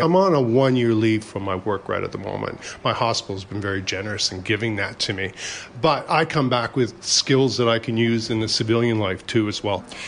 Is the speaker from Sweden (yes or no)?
no; Canada; moved away as an adult; now in Brisbane, Australia; I'm actually a, uh, a, Canadian by birth